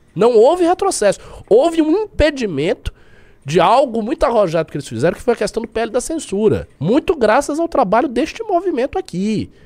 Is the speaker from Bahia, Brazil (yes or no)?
yes; Bahia, Brazil; eu que sou baiano